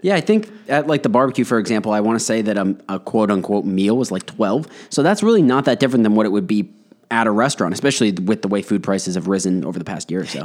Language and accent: English; Westborough, Massachusetts, United States; we grew up in Westboro